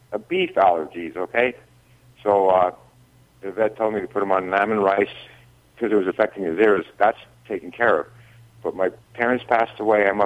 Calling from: New Ringgold, Pennsylvania, United States; Uh, New Ringgold, Pennsylvania. That's in Schuylkill County.

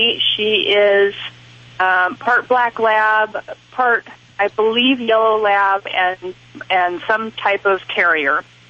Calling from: Idaho, United States

